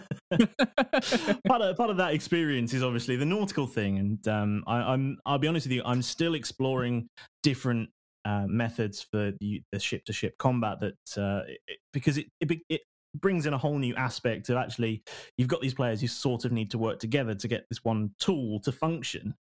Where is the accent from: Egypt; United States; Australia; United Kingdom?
United Kingdom; we're all British guys